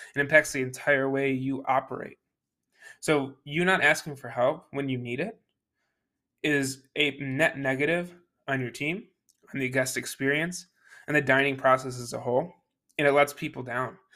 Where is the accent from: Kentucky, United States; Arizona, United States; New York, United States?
New York, United States; Buffalo; moved away; I came from Buffalo, New York, that's where I was born and raised